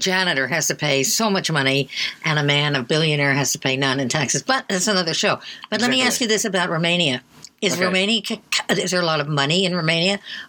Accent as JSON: {"language": "English", "town": "New York City", "region": "New York", "country": "United States", "tie": "born or raised there", "said": "I was born on Staten Island in 1938."}